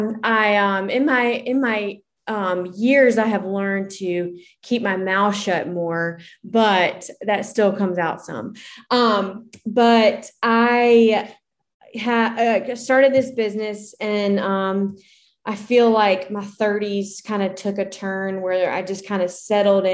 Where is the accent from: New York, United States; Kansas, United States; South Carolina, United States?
South Carolina, United States; Columbia; I live in Columbia, South Carolina, and I'm sure you can hear that in my accent. I own a small business here. I was born and raised here